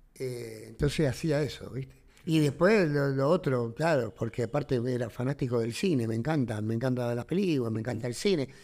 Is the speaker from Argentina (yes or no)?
yes; Argentina; somos bien argentinos